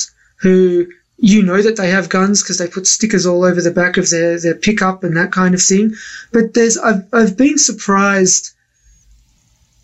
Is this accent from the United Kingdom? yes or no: no; Australia; now in United States; I grew up in Australia